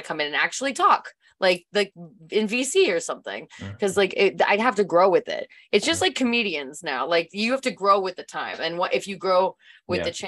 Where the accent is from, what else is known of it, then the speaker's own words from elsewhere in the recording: Canada; Thank God I'm Canadian though.